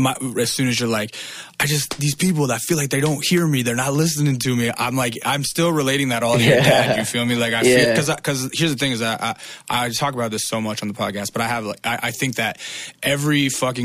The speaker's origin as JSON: {"language": "English", "region": "Alaska", "country": "United States", "tie": "born or raised there", "moved": "as an adult", "said": "I moved to California from Alaska"}